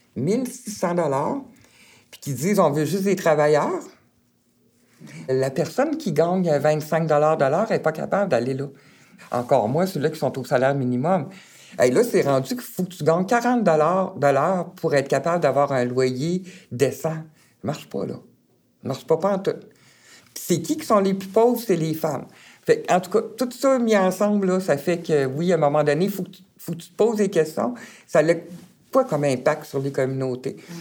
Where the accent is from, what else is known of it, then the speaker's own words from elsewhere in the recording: Baie-Comeau, Quebec, Canada; sur la Côte-Nord, je viens vraiment de Bécamo